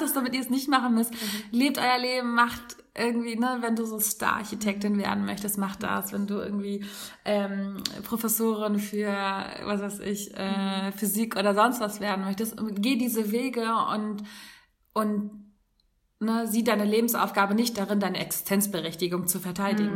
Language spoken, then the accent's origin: German; Hamburg, Germany; moved away as an adult; bei uns in Hamburg